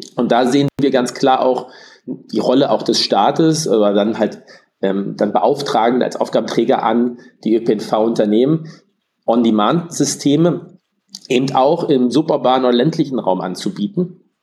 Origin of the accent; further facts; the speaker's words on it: Berlin, Germany; bin gebürtiger Berliner